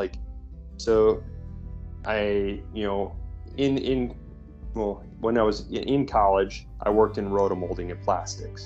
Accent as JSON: {"language": "English", "region": "Iowa", "country": "United States", "tie": "born or raised there", "moved": "yes", "lives_now": "Florida, United States", "said": "when I grew up as a kid, I grew up in Iowa"}